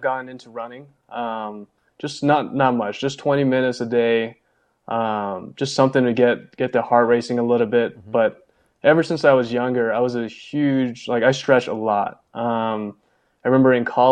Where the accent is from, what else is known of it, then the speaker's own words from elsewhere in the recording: California, United States; moved away as an adult; now in Las Vegas, United States; I've always been a West Coast guy, especially growing up in California.